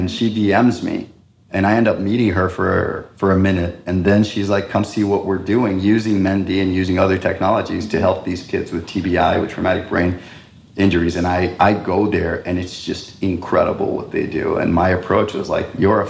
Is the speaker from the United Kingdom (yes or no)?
no; Costa Rica; first language Spanish; English is a second language; since 1980, that's where our base was. And so I grew up speaking Spanish as my mother tongue